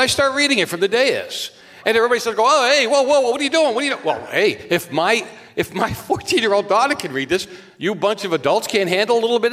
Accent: Boston, Massachusetts, United States; now in California, United States; I'm from Boston

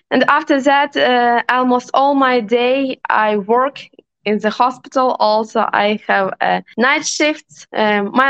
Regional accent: Ivano-Frankivsk, Ivano-Frankivsk Oblast, Ukraine; English is a second language; moved away as an adult; also born or lived in Kyiv, Ukraine; I'm not originally from Kiev. I'm from Western Ukraine

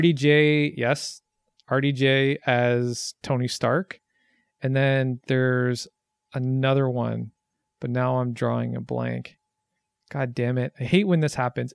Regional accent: Canada

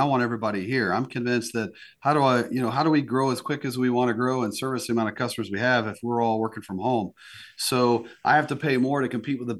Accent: East Coast, United States; now in South Dakota, United States; I mean, I grew up on the East Coast, and you should have seen the look on my parents' face when I told them I was moving to South Dakota.

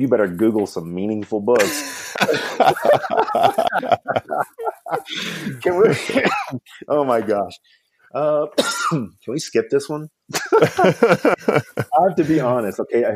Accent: Kentucky, United States; I grew up in Kentucky

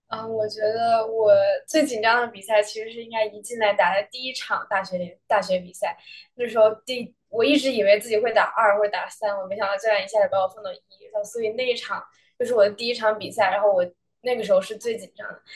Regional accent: Beijing, China; moved away as an adult; now in Los Angeles, United States; 我是北京人，然后从小在国内长大，然后今年是第一年来美国

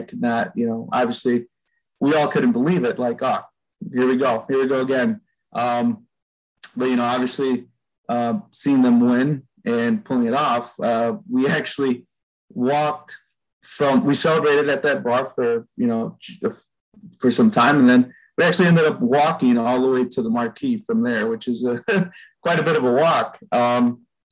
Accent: Chicago, Illinois, United States; I grew up in Albany Park, which is not too far from the ballpark

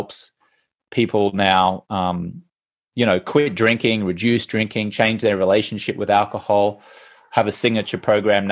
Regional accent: Brisbane, Queensland, Australia; I'm Australian. I grew up in Brisbane

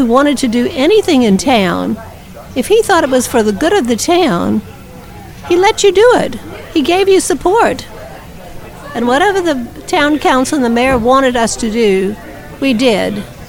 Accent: New Orleans, Louisiana, United States; moved away as an adult; now in Madisonville, United States; I'm a native of the big city, New Orleans, but my husband Joe Perry and I bought property on Pine Street, where St. Louis meets Pine, in 1989.

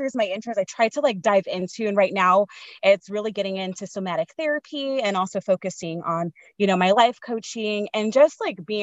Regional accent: San Diego, California, United States; I grew up in San Diego, like Southeast San Diego.

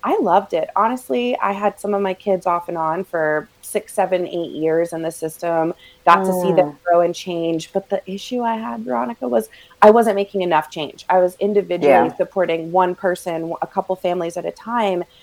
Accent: Raleigh, North Carolina, United States; also born or lived in Greenville, North Carolina; now in Asheville, United States; I'm born and raised North Carolinian, which sometimes like still blows my mind that I am still in North Carolina

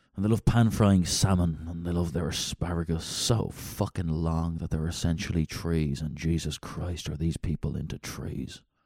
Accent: Dublin, Leinster, Ireland; now in United Kingdom; I'm a city guy. I'm from Dublin, Ireland

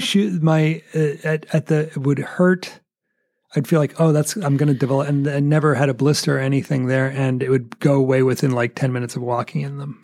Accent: United States; as an American

